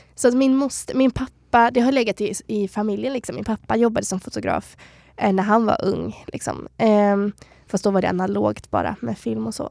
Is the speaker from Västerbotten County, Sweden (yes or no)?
no; Borås, Västra Götaland, Sweden; moved away as an adult; also born or lived in Stockholm; now in Kalmar, Sweden; Borås där jag kommer ifrån